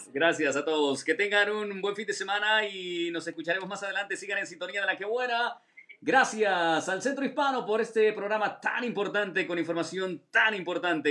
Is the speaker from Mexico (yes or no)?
no; Honduras; yo soy de Honduras